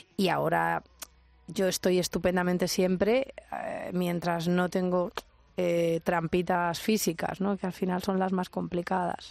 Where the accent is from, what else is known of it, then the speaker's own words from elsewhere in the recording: Albacete, Castilla-La Mancha, Spain; moved away as an adult; cuando me fui de Albacete